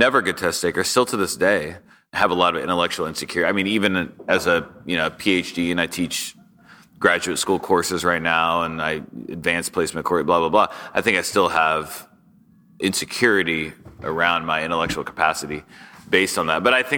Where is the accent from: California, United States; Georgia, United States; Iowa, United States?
California, United States; Sacramento; Sure. Yeah, I grew up in Sacramento, California.